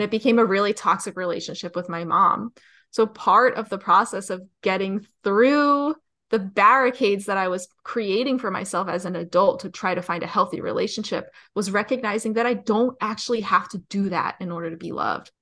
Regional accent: New Jersey, United States; I'm from New Jersey

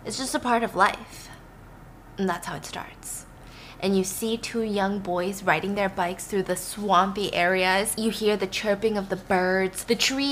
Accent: the South, United States; I grew up in the South

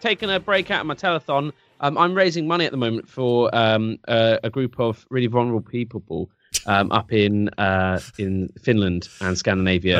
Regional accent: England, United Kingdom; I'm English

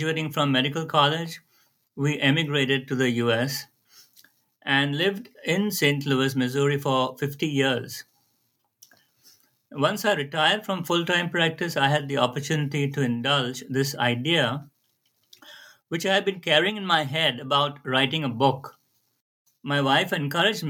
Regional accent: Mumbai, Maharashtra, India; I grew up in Bombay

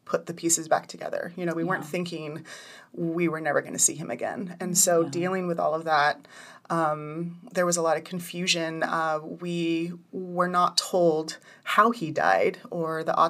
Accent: Redding, California, United States; also born or lived in Hawaii; My family moved here from Hawaii when I was 8 years old. So that was 27 years ago. Mm-hmm. And I have two brothers and two sisters, and we grew up in Redding.

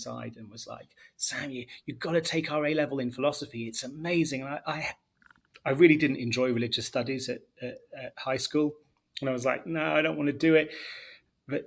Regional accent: Leicester, East Midlands, United Kingdom; moved away as an adult; also born or lived in United States; now in Haifa, Israel; I was born and raised in England

